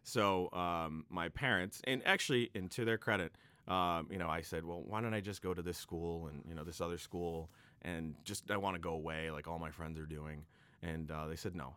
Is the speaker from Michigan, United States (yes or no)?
no; Quincy, Massachusetts, United States; also born or lived in Boston; I come from the great city of Quincy, Massachusetts, also known as the City of Presidents